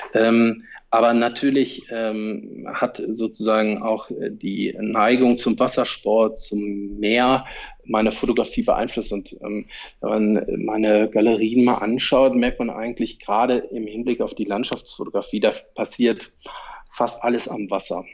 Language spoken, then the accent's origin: German; Cologne, North Rhine-Westphalia, Germany; moved away as an adult; Ich bin auch Kölner, habe jetzt 40 Jahre dort gewohnt